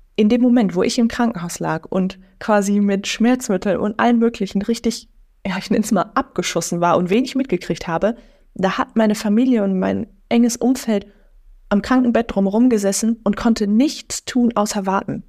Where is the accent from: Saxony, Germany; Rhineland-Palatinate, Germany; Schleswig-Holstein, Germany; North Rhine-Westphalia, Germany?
North Rhine-Westphalia, Germany; near Lippstadt; now in Münster, Germany; Also ich bin in einem Dorf groß geworden und dann bin ich da in der Stadt. Also ich komme aus der Nähe von Lippstadt